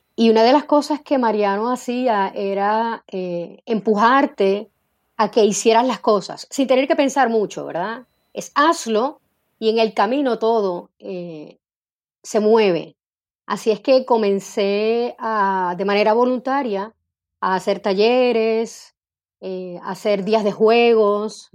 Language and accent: Spanish; Bayamón, Puerto Rico; also born or lived in Santurce / Carolina; yo nací en Santurce. Eh, mi mamá para entonces vivía en Bayamón, así es que de pequeñita viví en Bayamón eh, junto a mi abuelita y mi mamá. Y luego mi mamá se muda para Carolina, Así que mi adolescencia eh, estuve viviendo en Carolina